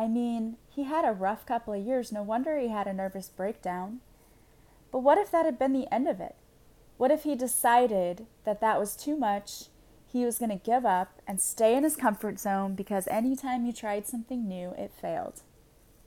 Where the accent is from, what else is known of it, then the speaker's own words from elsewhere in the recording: Illinois, United States; I'm from Illinois